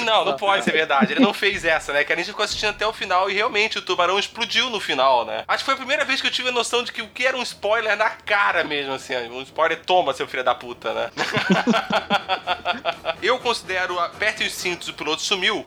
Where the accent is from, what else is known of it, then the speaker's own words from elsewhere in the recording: Brazil; nós como brasileiros